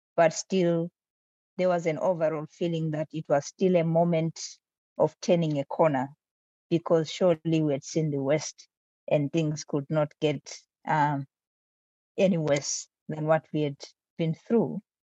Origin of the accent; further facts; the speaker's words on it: Bulawayo, Zimbabwe; It's my hometown. It's my hometown. It's where I grew up